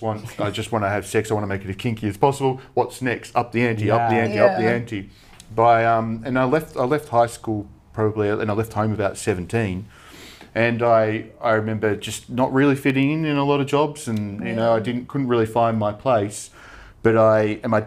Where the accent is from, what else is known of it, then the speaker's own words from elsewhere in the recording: Frankston, Victoria, Australia; we grew up in Frankston